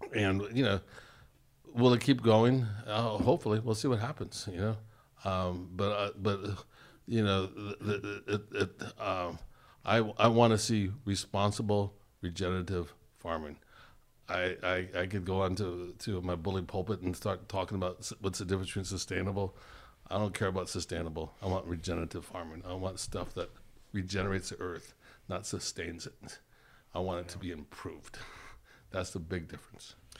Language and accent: English; California, United States; I'm, I'm from California.